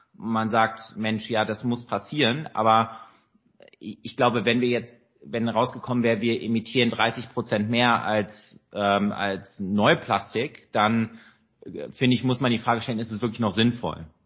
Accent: Rhineland, Germany; als Rheinländer

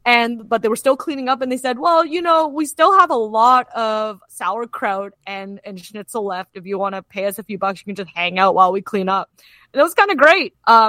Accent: Kitchener, Ontario, Canada; moved away; I'm originally from Kitchener-Waterloo

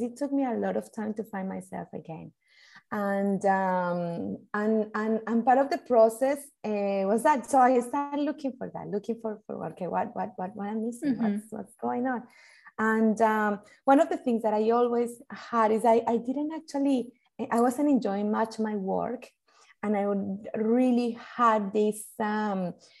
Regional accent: Colombia; moved away as an adult; now in Australia; I'm originally, I'm from Colombia and I grew up with music and dancing since very little

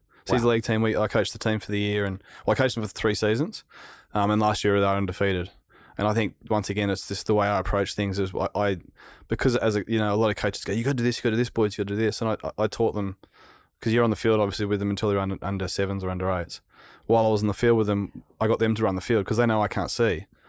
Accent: Narrabeen, New South Wales, Australia; Yeah, like, I grew up in Narrabeen. Damien Hardman was in my street. He was a world champion surfer. I caught the bus to school with Nathan Hedge and all these pro surfers

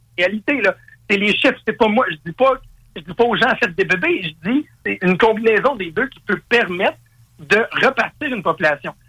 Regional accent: Quebec, Canada; je suis un Québécois, on veut pas, un francophone

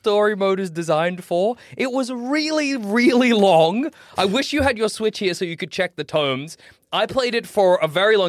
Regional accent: Australia; born or raised there

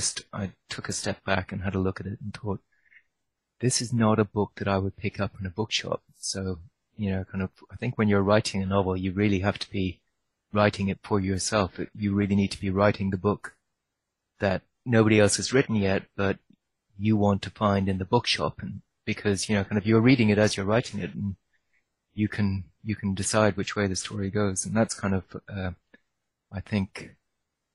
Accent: Ireland; When I grew up in Ireland

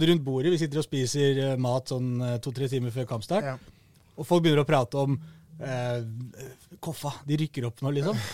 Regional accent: Oslo, Norway; de hører jo at jeg er fra Oslo

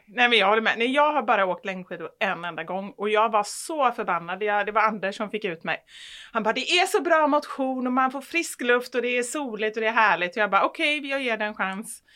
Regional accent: Gothenburg, Västra Götaland, Sweden; jag tror snarare att jag är från Kortedala och, och uppvuxen liksom med mamma i förorten.

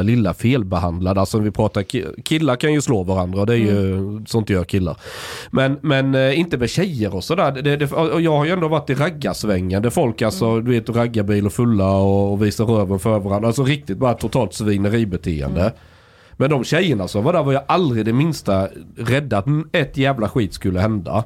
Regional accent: Osby, Skåne, Sweden; moved away; När jag, när jag gick i skolan, i grundskolan, det var ganska konservativt. Vi snackar 90-tal, eh, men så är vi, pratar vi Osby

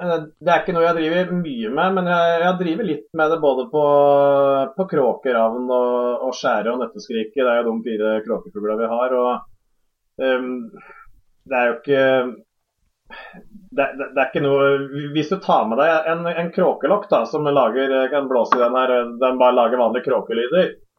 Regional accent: Hadeland, Innlandet, Norway; Hjemme på Hadeland her

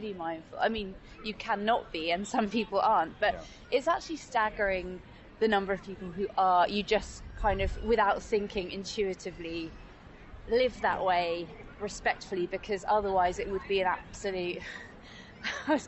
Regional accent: Hemel Hempstead, East of England, United Kingdom; in the beautiful commuter town of Hemel Hempstead.

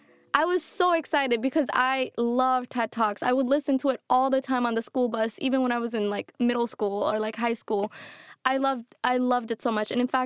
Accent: Kakuma, Turkana County, Kenya; now in Minnesota, United States; What are the chances that the cover girl I'm sitting next to shooting is from the same refugee camp, you know?

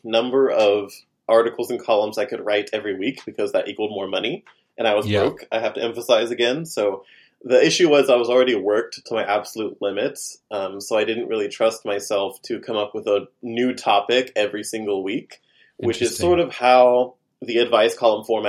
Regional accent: Oklahoma, United States; now in New York, United States; go back home to the farm in Oklahoma to stay with my parents

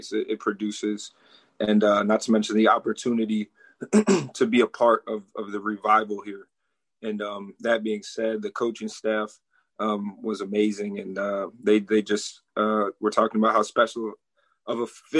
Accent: Minneapolis, Minnesota, United States; moved away as an adult; also born or lived in Eden Prairie, Minnesota; now in Tallahassee, United States; I come from Minneapolis

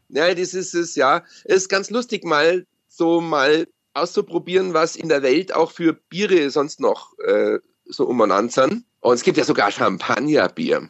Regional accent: Bavaria, Germany; bei uns in Bayern

